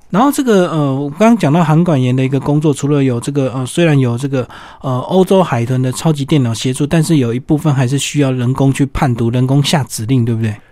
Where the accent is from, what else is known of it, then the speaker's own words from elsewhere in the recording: Taiwan; 那其实背景呢，居然是在我们台湾